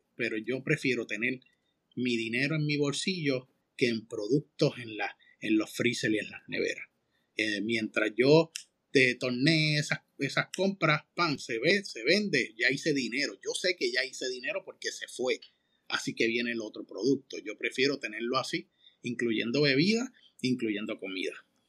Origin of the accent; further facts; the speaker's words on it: Manatí, Puerto Rico; moved away; yo soy de Manatí, del Campito